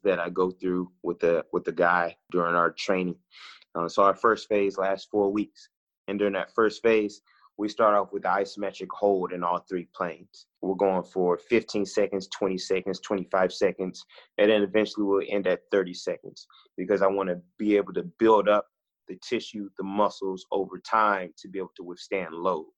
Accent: Oakland, California, United States; born or raised there; moved away as an adult; also born or lived in Midwest / the South

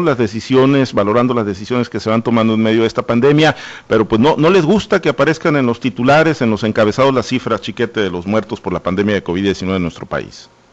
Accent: Mexico; como ciudadanos, como mexicanos

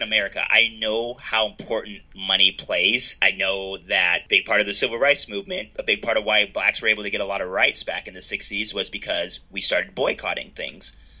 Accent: United States; as an American

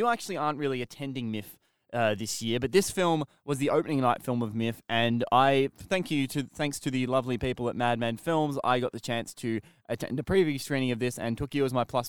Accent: Australia; And as an Australian person

